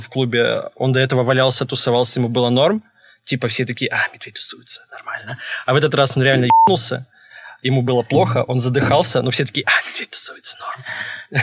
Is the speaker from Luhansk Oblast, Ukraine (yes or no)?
no; Kherson, Kherson Oblast, Ukraine; moved away; я вообще родом с Херсона